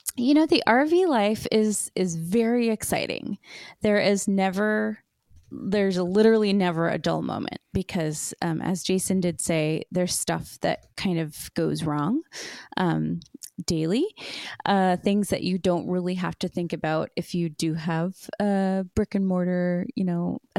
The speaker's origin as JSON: {"language": "English", "town": "Seattle", "region": "Washington", "country": "United States", "moved": "as an adult", "lives_now": "Wisconsin, United States", "said": "I'm from Washington, and it, you know, it or the Seattle area just doesn't really get that cold."}